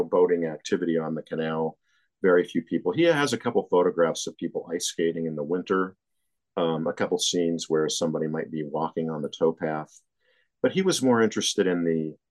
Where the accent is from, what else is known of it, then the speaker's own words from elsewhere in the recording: Western Pennsylvania, United States; now in New Jersey, United States; I grew up in Western Pennsylvania